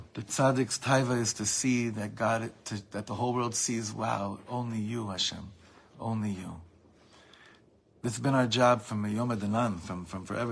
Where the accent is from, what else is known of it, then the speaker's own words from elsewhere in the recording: United States; we grew up in America